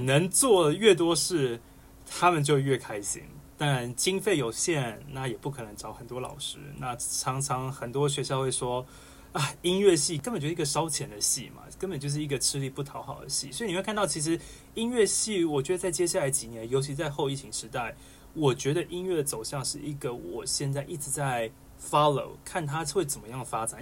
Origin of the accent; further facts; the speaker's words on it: Taipei, Taiwan; moved away as an adult; now in Tennessee, United States; 其实是一个台北小孩